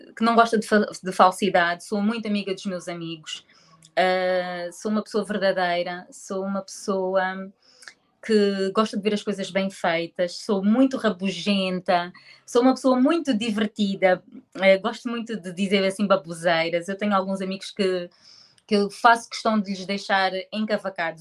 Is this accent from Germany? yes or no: no; Portugal; moved away as an adult; now in Angola; nasci em Angola. Eh, tive hum, a minha infância toda em Portugal, uh, até aos meus 23 anos